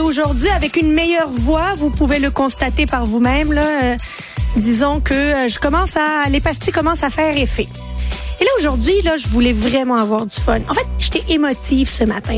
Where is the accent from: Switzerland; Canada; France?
Canada; Quebec; je suis québécoise